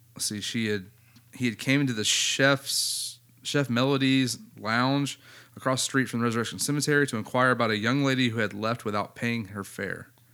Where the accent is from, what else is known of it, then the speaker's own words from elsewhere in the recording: United States; I'm American